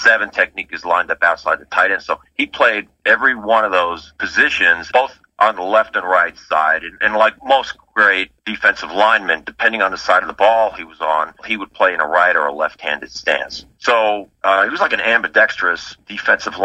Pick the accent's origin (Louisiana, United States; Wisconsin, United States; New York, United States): New York, United States; Long Island; moved away; I'm from Long Island